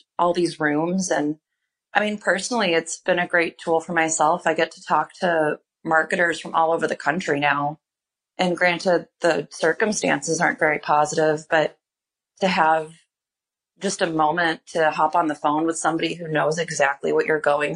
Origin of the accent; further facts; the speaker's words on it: Indiana, United States; now in Chicago, United States; I've only lived in Chicago, aside from growing up in Indiana